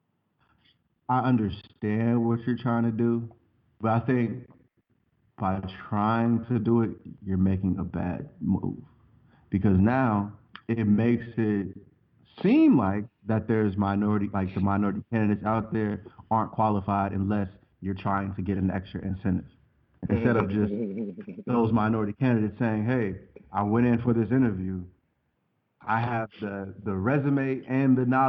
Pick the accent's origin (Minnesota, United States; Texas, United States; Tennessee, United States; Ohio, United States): Ohio, United States; Cincinnati; I'm from the land of Adrian Broner.